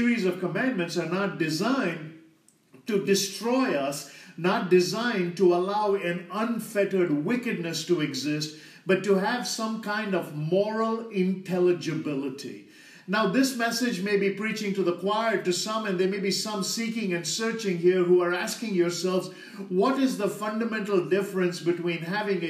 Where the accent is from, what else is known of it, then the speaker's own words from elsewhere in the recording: India; as an Indian